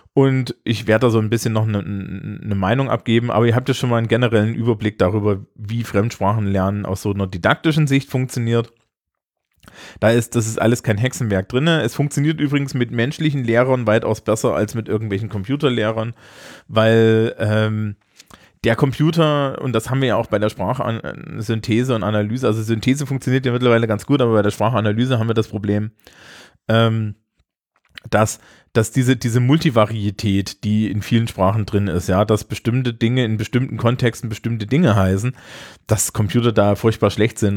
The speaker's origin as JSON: {"language": "German", "country": "Germany", "also_born_or_lived": "Scotland", "said": "ich als Deutscher"}